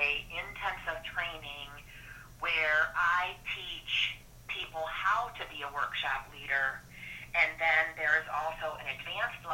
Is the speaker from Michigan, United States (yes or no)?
yes; Flint, Michigan, United States; I'm from Flint, Michigan originally. I grew up, you know, in an automotive working